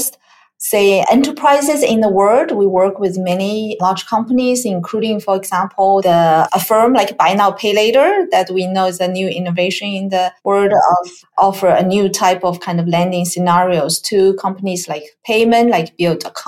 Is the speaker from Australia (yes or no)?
no; China; moved away as an adult; also born or lived in Pittsburgh, Pennsylvania / Silicon Valley, California; now in United States; So I grew up in China, and my educational background is in technology